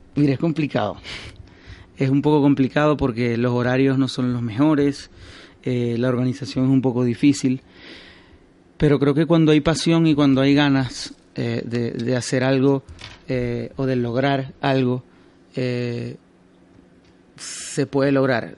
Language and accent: Spanish; Maracaibo, Zulia, Venezuela; now in Madrid, Spain; Yo soy de Maracaibo